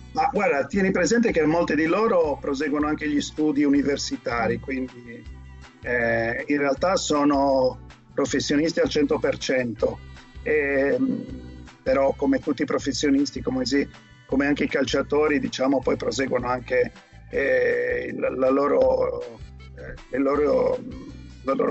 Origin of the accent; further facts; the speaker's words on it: Cagliari, Sardinia, Italy; moved away as an adult; now in Italy (north, Martesana area); io sono, sono, nato a Cagliari e Cagliari è, per l'hockey è un po' una, c'è una tradizione grandissima, tant'è che c'è una squadra che si chiama Lansicora che è quella dove io ho mosso i primi, i primi passi